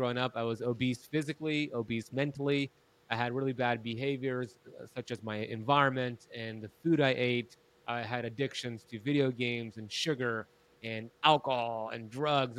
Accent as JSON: {"language": "English", "country": "United States", "tie": "born or raised there", "said": "I grew up in America"}